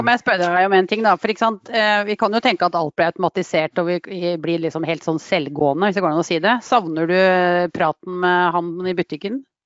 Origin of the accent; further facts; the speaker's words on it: Drammen, Buskerud, Norway; Ektefødt drammenser og lykkelig bestemor